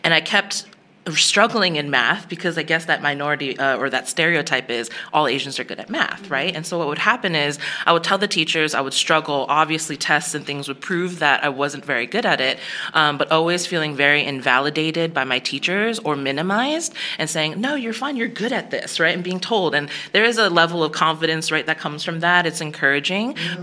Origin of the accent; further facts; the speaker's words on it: Bergen County, New Jersey, United States; now in Dallas, United States; I grew up in New Jersey, at a suburb of New Jersey